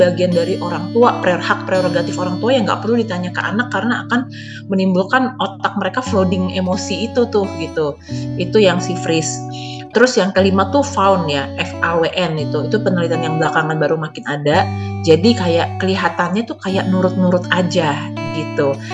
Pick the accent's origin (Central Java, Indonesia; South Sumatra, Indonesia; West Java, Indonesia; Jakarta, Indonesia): Jakarta, Indonesia; walaupun saya besar di Jakarta